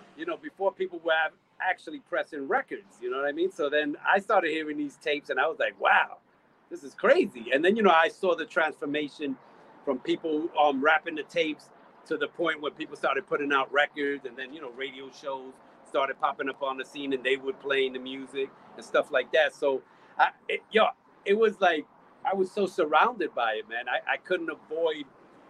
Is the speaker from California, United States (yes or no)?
no; New York City, New York, United States; I was born in Queens, so I'm from Queens, New York.